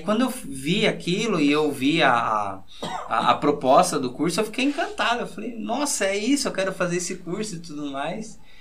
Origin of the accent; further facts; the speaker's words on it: Sorocaba, São Paulo, Brazil; eu vim da comunidade Nossa Senhora Aparecida, que fica no Nova Esperança, e pertence à paróquia São Luís Gonzaga, portanto, periferia né, da cidade de Sorocaba.